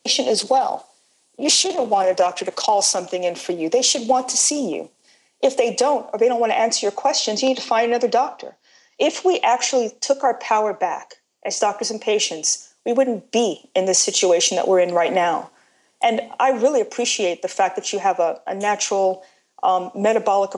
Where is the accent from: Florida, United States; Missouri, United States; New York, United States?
New York, United States; New York City; I'm from New York, born in Brooklyn. And as a New Yorker